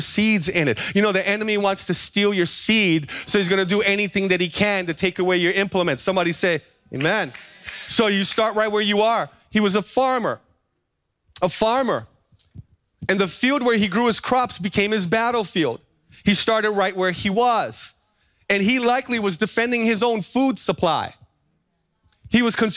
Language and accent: English; Big Island, Hawaii, United States; growing up on the Big Island